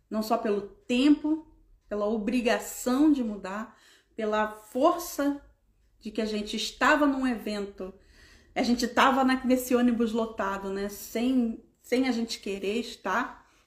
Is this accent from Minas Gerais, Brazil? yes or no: no; Rio de Janeiro, Brazil; 12, porque eu sou bem carioca, né?